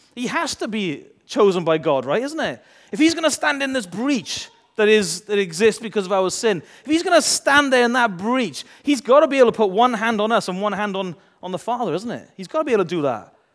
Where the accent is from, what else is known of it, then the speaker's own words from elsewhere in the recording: United Kingdom; we're British